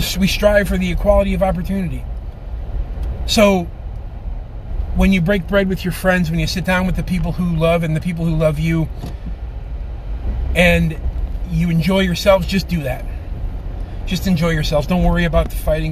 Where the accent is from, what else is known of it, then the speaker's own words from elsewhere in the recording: Chicago, Illinois, United States; I'm from Chicago